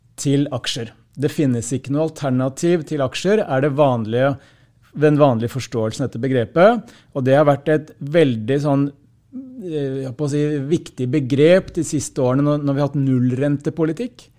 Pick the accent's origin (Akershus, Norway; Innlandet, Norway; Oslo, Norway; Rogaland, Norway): Innlandet, Norway; Hamar; på lokalt språk der jeg kommer fra